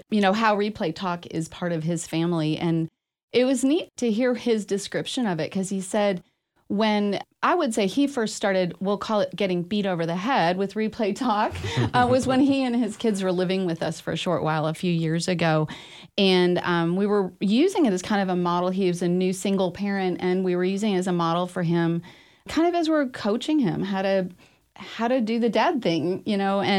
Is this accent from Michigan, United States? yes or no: no; Massachusetts, United States; also born or lived in New Hampshire / Ohio; now in Texas, United States; I grew up in Massachusetts, New Hampshire, Ohio, and then got to Texas in 1980 and have kind of flitted around since, but consider this area my home.